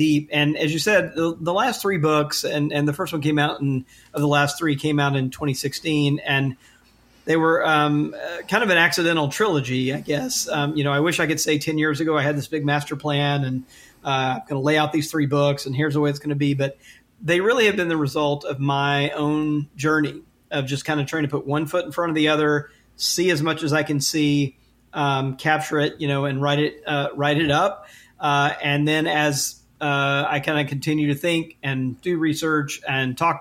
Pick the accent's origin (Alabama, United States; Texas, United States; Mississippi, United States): Mississippi, United States; Jackson; I grew up in Jackson, Mississippi. So in the deep South